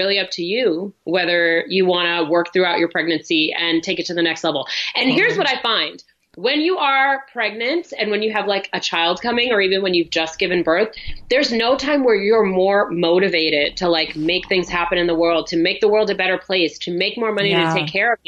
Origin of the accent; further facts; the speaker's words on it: New York City, New York, United States; I grew up in New York City.